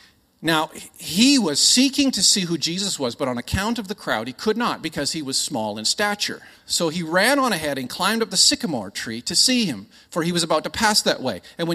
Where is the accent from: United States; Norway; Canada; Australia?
Australia; Now, I'm Aussie. I just sound Canadian.